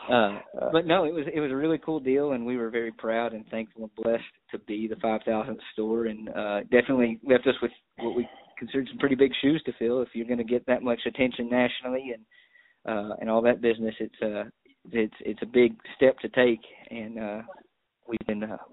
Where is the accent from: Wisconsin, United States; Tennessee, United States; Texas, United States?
Texas, United States; Brownwood; also born or lived in Dallas; now in Brownwood, United States; my hometown where the in-laws and everybody was. Small town, right smack dab in the middle of Texas. Brownwood